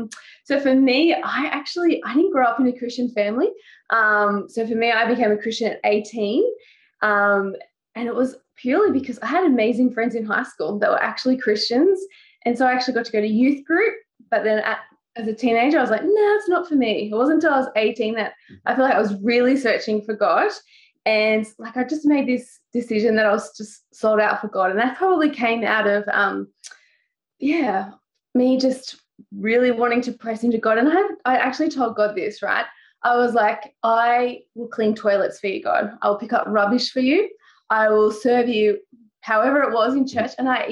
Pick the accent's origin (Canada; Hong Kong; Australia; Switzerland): Australia; Newcastle, New South Wales; moved away as an adult; now in Sri Lanka; Lived in Newcastle my whole life until we went to Sri Lanka 2 years ago.